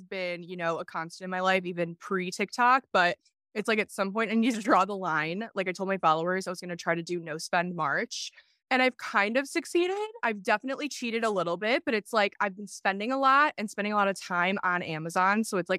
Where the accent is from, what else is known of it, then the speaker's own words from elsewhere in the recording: Illinois, United States; But I'm 25 years old. … That's probably, like she said, what you know me as. I'm from Illinois, pretty boring state.